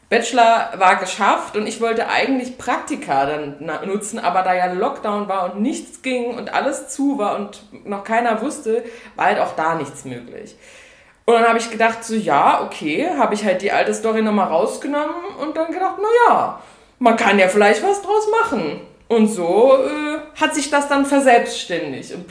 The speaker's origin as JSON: {"language": "German", "region": "Saarland", "country": "Germany", "also_born_or_lived": "Mainz", "moved": "as an adult", "lives_now": "near Cologne, Germany", "said": "bin 23 Jahre alt, bin ursprünglich aus dem Saarland, habe äh, in Mainz studiert"}